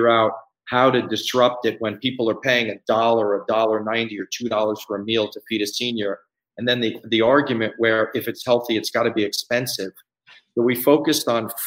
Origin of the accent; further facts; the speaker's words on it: Scarsdale, New York, United States; moved away as an adult; I grew up in New York. I'm from Westchester, Scarsdale, New York. And I've lived there most of my life. I moved here 15 years ago